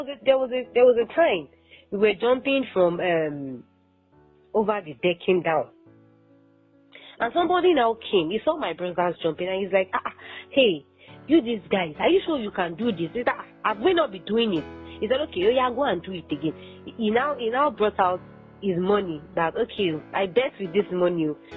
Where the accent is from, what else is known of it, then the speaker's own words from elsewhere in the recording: Nigeria; As a Nigerian, you know